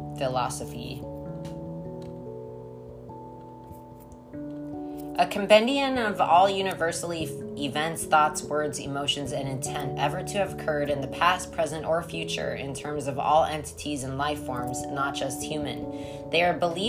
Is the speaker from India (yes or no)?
no; Colorado, United States; I'm from Colorado